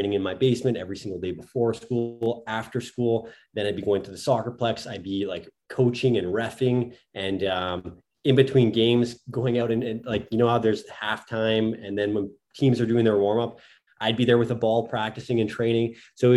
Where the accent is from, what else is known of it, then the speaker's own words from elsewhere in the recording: Thunder Bay, Ontario, Canada; moved away as an adult; also born or lived in Italy / United Kingdom; So I'm from Thunder Bay, Ontario. So we're about, I think, a 6-hour drive north of Minneapolis.